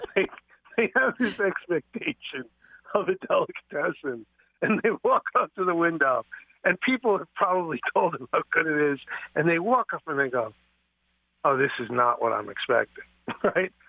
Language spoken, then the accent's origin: English; New York City, New York, United States; I grew up on Nathan's hot dogs in Coney Island